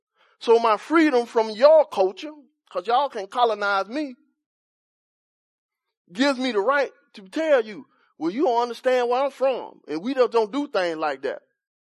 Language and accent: English; Cedar Park, Texas, United States; So I was trying to live up to the reputation that I'm from Cedar Park.